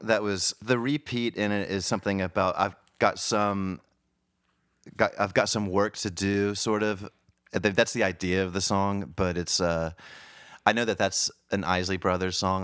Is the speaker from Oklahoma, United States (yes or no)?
yes; Oklahoma, United States; moved away as an adult; also born or lived in Kansas City / Wilmington, Delaware; Moved to Oklahoma when I was about six months old, and then we we got transferred out to Wilmington, Delaware. So I, I went to grade school for about four years in Delaware. Then we got transferred back to Oklahoma